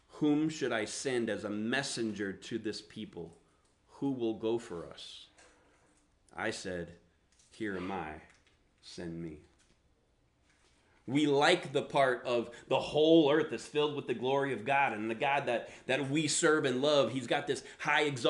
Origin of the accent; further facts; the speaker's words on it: the South, United States; accent: Southern; I grew up in the South, so that's where the accent come from